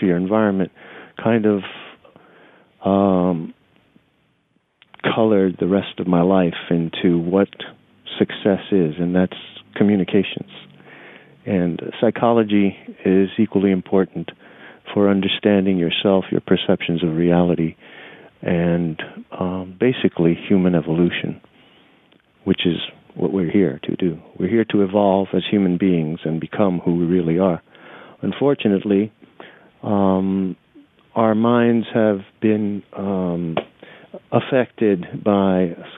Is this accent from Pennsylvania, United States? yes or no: no; New York City, New York, United States; also born or lived in Nicaragua / New Orleans / Tampa; I'm a New York City kid. You know, I grew up in New York City. I was born in Nicaragua and spent 2 years there